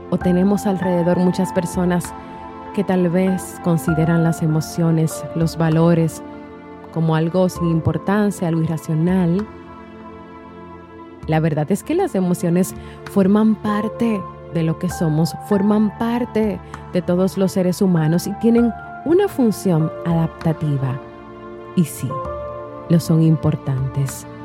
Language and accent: Spanish; Venezuela; now in United States; soy de Venezuela, vivo en Estados Unidos.